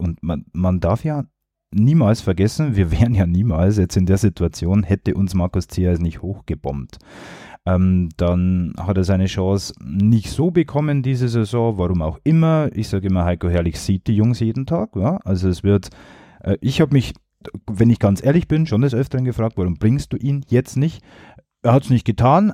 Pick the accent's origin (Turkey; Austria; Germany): Germany; Regensburg, Bavaria; als gebürtiger Regensburger, als Jahn-Fan seit Kindertagen